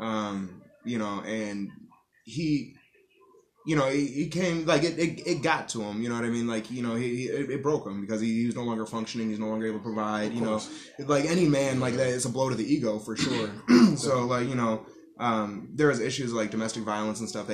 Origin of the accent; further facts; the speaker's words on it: Erie County, New York, United States; also born or lived in Tonawanda / Buffalo / Amherst / Florida; I'm from Erie County. I've spent time in Buffalo, Amherst, Tonawanda.